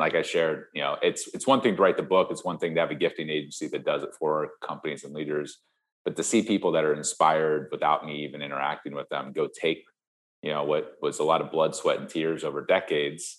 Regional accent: Ohio, United States; moved away; I grew up in Ohio, you know, Midwest farm kid on 47 acres

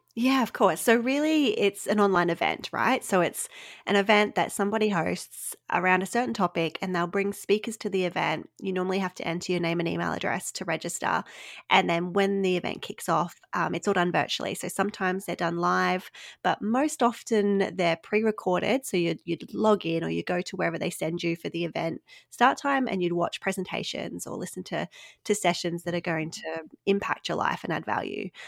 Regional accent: Australia; accent: Australian; listeners might pick up from my accent. I am Australian

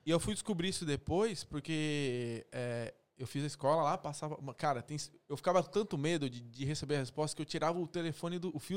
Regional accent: São Paulo, Brazil; Voltando, cara, então, morei minha vida toda em São, em São Paulo, né?

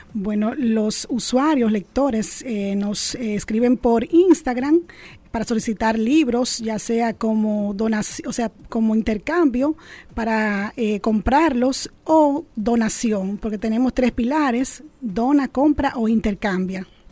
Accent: Dominican Republic

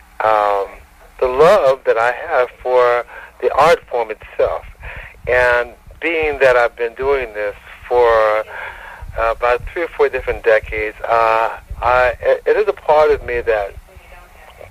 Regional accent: Detroit, Michigan, United States; now in Marina Del Rey, United States; I grew up in Detroit

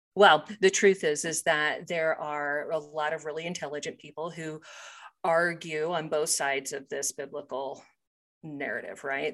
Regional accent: Topeka, Kansas, United States; now in Colorado, United States; I grew up in Topeka, Kansas

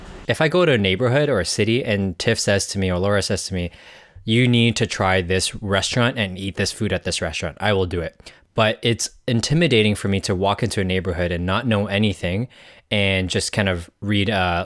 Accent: Hong Kong; growing up in Hong Kong

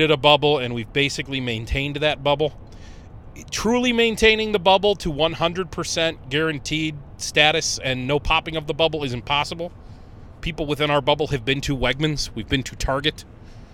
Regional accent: Conneaut, Ohio, United States; in Conneaut, Ohio, in my hometown

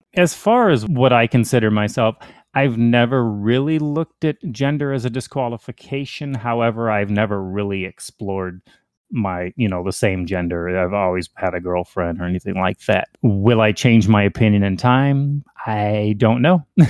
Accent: Hinsdale, Illinois, United States; also born or lived in Indiana; now in Texas, United States; I was born in Hinsdale, Illinois, um, but I've been all over Chicago, mainly northern Illinois, into Indiana

